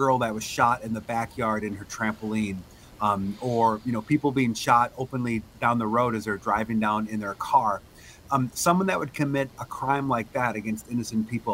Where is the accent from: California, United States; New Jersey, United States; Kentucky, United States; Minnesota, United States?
Minnesota, United States; White Bear Lake; I grew up in White Bear Lake.